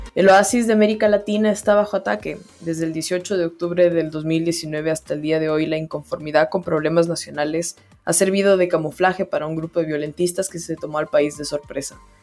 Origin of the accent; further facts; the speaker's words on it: Ecuador; also born or lived in Spain; now in Chile; yo soy ecuatoriana